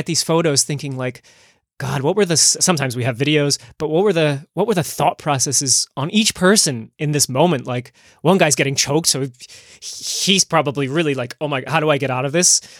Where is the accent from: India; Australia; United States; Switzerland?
United States; New Jersey; I grew up in New Jersey